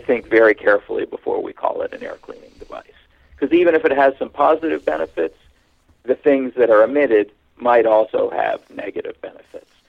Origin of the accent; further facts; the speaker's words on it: Hamilton, Ontario, Canada; moved away as an adult; also born or lived in Pennsylvania, United States / California, United States / Austin, Texas, United States; now in Toronto, Canada; I was born in Hamilton, Ontario, Canada, uh, which is kind of the uh, analog to Pittsburgh in Canada, a steel town. And when I was 13, we moved to Toronto